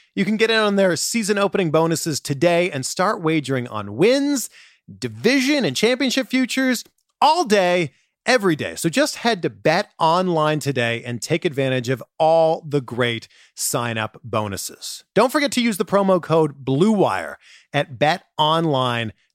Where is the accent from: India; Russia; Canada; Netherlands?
Canada; moved away; I'm originally from Canada